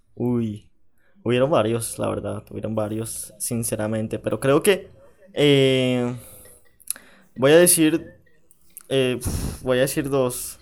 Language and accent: Spanish; Panama; also born or lived in Bogotá, Colombia; yo me crié en Panamá.